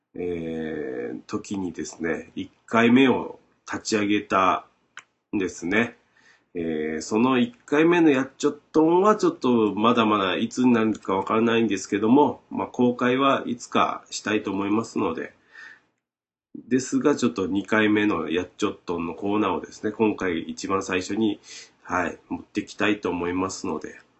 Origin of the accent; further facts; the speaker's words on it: Shimabara, Nagasaki, Japan; accent: Shimabara dialect; ずっと喋ってます僕らの島原弁